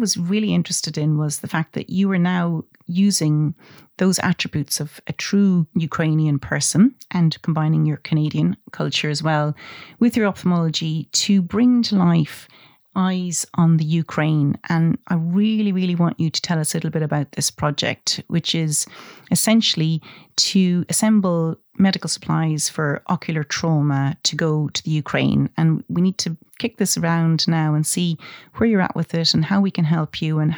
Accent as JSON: {"language": "English", "country": "Ireland", "said": "I'm Irish"}